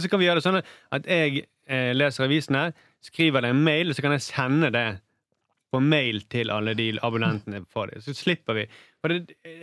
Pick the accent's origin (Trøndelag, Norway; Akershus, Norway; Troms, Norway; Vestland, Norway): Vestland, Norway; Bergen; jeg er jo bergenser